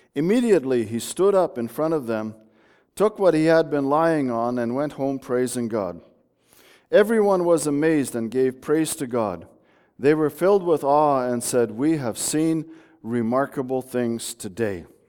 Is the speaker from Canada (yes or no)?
yes; Bulkley Valley, British Columbia, Canada; moved away; I grew up in the Bulkley Valley.